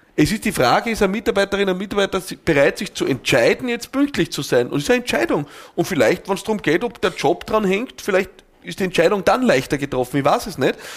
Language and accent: German; Austria; bei uns in Österreich